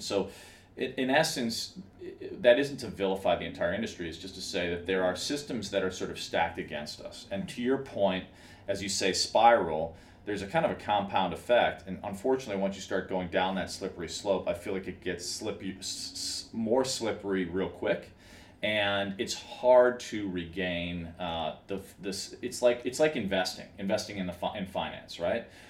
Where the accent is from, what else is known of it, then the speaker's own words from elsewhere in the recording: Chicago, Illinois, United States; now in Los Angeles, United States; I grew up in Chicago